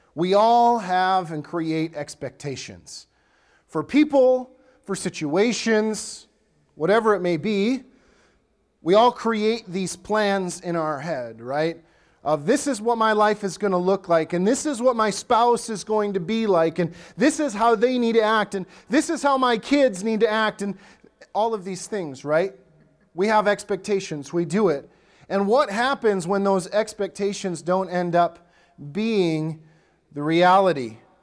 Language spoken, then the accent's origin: English; Wisconsin, United States; now in Lakeland, Minnesota, United States; I grew up in Wisconsin